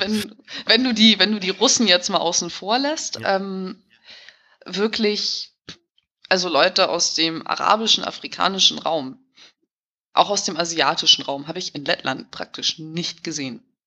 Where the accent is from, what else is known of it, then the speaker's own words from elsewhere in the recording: Hamburg, Germany; moved away as an adult; also born or lived in Riga, Latvia; now in Latvia; ich komme aus Hamburg-Billstedt